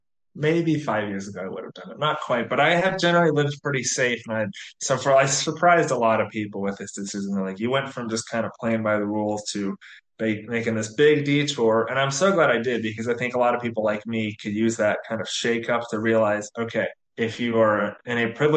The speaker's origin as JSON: {"language": "English", "town": "Atlanta", "region": "Georgia", "country": "United States", "tie": "born or raised there", "moved": "as an adult", "lives_now": "Umbria, Italy", "said": "grew up just outside of Atlanta in the U.S., and kind of never really left my hometown more than, 15 minutes outside of my hometown in terms I traveled, but never moved elsewhere."}